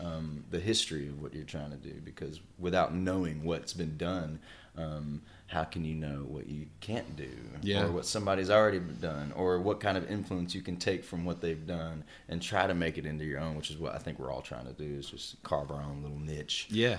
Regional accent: Shreveport, Louisiana, United States; also born or lived in Anchorage / Alabama / Ohio / Kansas; now in Nashville, United States; So I claim Shreveport, Louisiana as my hometown. I've mm-hmm. been there. I was there from 99 until about 2017 when we moved here mm-hmm. To Nashville. Before that, I was born in Anchorage, Alaska.

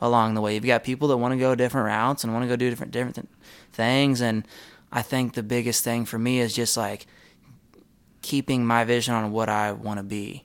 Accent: Texas, United States; we're from Texas

